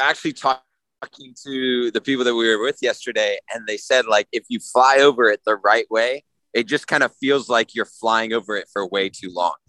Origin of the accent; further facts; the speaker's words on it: Nashville, Tennessee, United States; I'm from Nashville